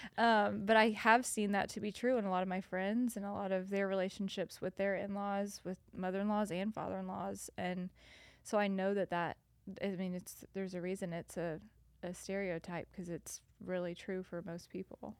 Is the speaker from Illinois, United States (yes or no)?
no; north of Nashville, Tennessee, United States; moved away as an adult; also born or lived in South Carolina / Louisiana; now in Chattanooga, United States; I was born in South Carolina, lived in Louisiana, and then have lived, um, north of Nashville for the rest of the time